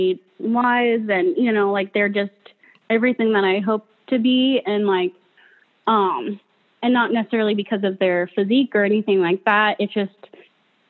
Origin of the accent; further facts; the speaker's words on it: Fullerton, Nebraska, United States; now in Omaha, United States; Fullerton, Nebraska